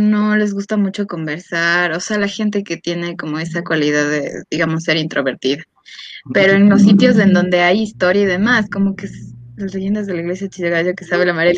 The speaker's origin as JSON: {"language": "Spanish", "country": "Ecuador"}